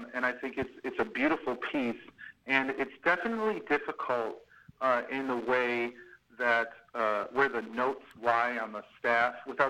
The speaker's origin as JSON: {"language": "English", "town": "Buffalo", "region": "New York", "country": "United States", "moved": "yes", "said": "I'm from Buffalo."}